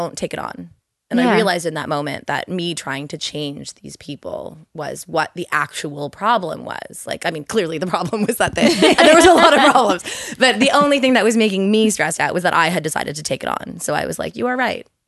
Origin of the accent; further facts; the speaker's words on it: Toronto, Ontario, Canada; I'm from Toronto.